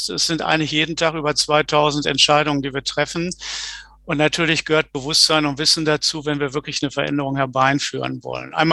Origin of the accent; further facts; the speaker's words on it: North Rhine-Westphalia, Germany; Ich bin im Ruhrgebiet aufgewachsen